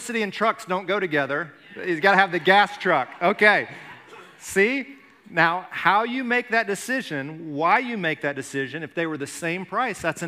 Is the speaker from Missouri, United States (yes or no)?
no; Alabama, United States; when I was growing up in Alabama